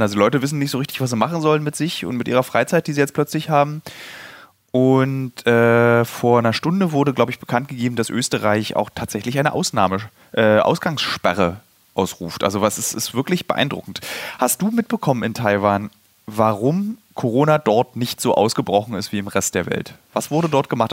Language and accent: German; Germany; für uns als Deutsche